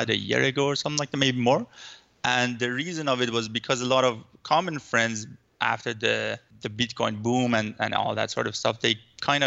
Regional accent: Iran; now in Vancouver, Canada; I'm living in Vancouver, but I'm originally from Iran.

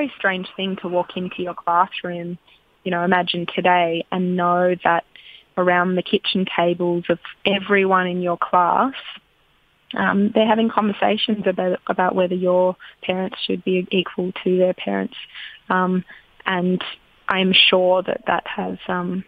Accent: Australia; as an Australian

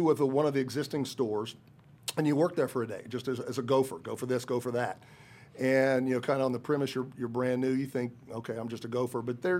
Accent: Kokomo, Indiana, United States; moved away as an adult; also born or lived in Kentucky; now in Greenwood, United States; I'm a native Hoosier, born and raised in Kokomo, and lived up there to college. After college, got a job in the Kokomo area

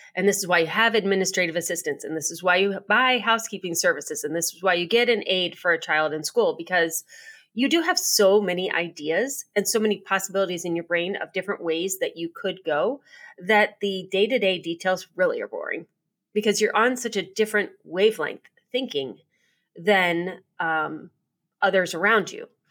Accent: United States; being an American and living in America

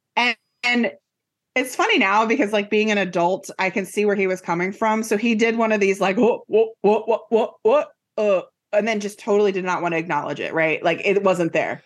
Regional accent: Silver Spring, Maryland, United States; I grew up in Silver Spring, Maryland, and it's the suburb of D C

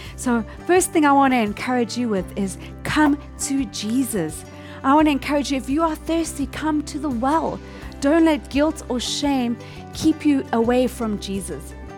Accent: South Africa; now in Tokyo, Japan; I'm from South Africa, and my husband and I, we really love to go on a game safari trip whenever we go to visit our family there

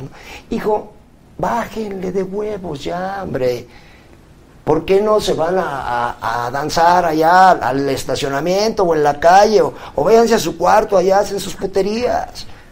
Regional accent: Puebla, Mexico

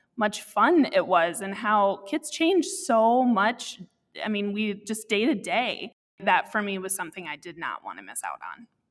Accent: Iowa City, Iowa, United States; also born or lived in Cascade, Iowa / Dubuque, Iowa; I grew up in Iowa City, and I was constantly around kids

